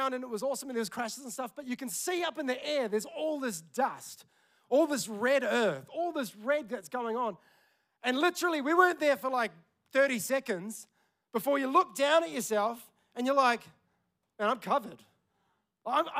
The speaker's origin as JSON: {"language": "English", "town": "Tauranga", "region": "Bay of Plenty", "country": "New Zealand", "tie": "born or raised there", "moved": "yes", "said": "we're in my hometown, Tauranga"}